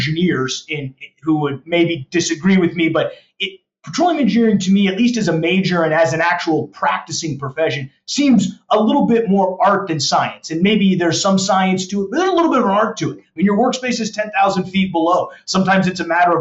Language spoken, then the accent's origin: English; Denver, Colorado, United States; moved away as an adult; now in Dallas, United States; I grew up in Colorado. I was a Southeast Denver guy